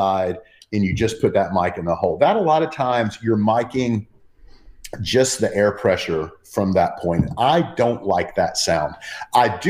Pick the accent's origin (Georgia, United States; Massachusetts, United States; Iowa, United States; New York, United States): Georgia, United States; Athens; my hometown of Athens, Georgia